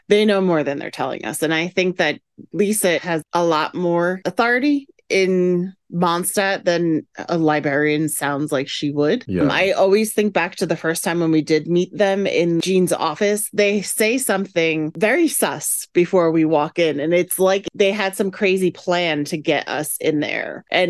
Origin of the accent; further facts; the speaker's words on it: New Jersey, United States; Come on, I'm Italian. I'm from Jersey.